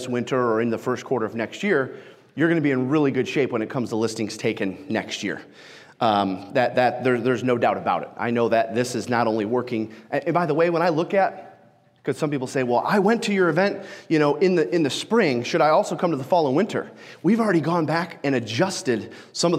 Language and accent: English; Detroit, Michigan, United States; I am from Detroit, Michigan. Yes, I'm okay, and no, I've never been shot. I had somebody in Sioux Falls this week ask me on break if I had ever been shot, and nope, I did grow up off of 8 Mile